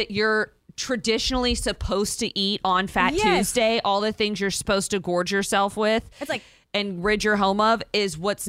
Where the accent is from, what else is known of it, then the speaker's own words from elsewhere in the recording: Abbeville, Louisiana, United States; moved away; also born or lived in Erath, Louisiana; We're from Abbeville and Erath.